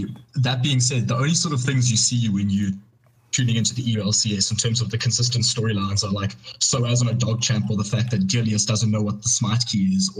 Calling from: Cape Town, Western Cape, South Africa; It's actually, I'm calling from Cape Town, South Africa.

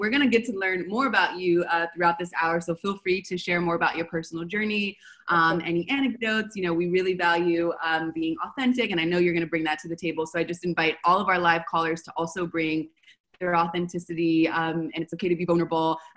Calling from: Buenos Aires, Argentina; I'm calling from Buenos Aires.

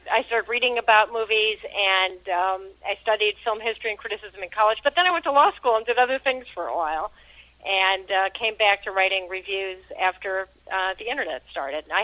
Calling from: Washington, D.C. area, United States; I'm just outside of Washington, D.C.

